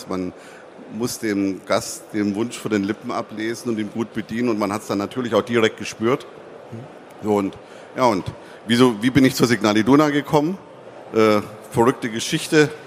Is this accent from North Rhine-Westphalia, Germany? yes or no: yes; Dortmund, North Rhine-Westphalia, Germany; born there; als gebürtiger Dortmunder und BVB-Fan werden Sie das wissen